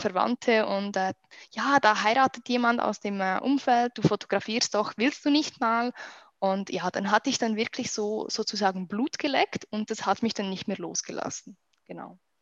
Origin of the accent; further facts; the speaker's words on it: Switzerland; accent: Swiss; ich komme aus der schönen Schweiz